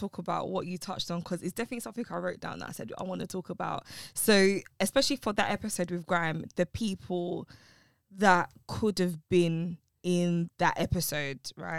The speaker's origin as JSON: {"language": "English", "region": "London", "country": "United Kingdom", "tie": "born or raised there", "said": "But then, to be fair, I grew up in East London, and I grew up in Newham."}